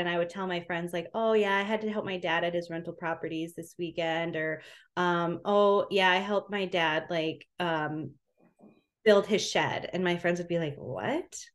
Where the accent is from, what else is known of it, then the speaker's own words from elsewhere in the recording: Minneapolis, Minnesota, United States; So I'm from Minnesota